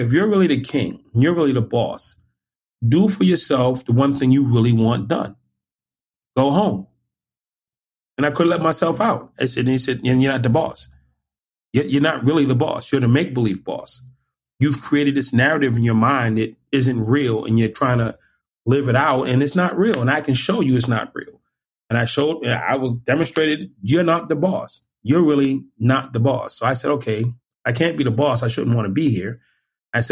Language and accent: English; Boston, Massachusetts, United States; I'm from Boston. I used to ride my skateboard in Harvard Square